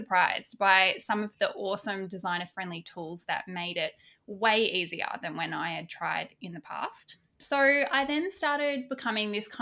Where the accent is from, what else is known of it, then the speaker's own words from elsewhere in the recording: Australia; I'm Aussie. I live just south of the beautiful Gold Coast in Australia